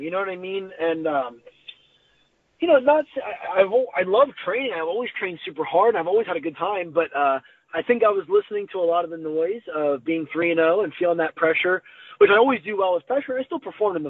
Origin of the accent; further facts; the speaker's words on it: New Jersey, United States; moved away; I'm from New Jersey